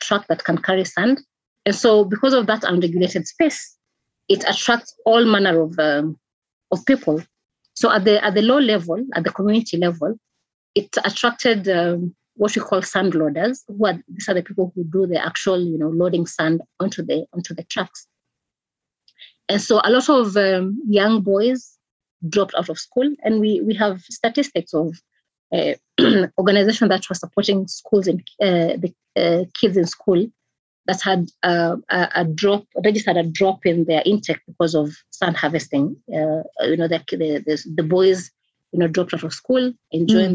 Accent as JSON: {"language": "English", "country": "Kenya", "said": "I'm from Kenya"}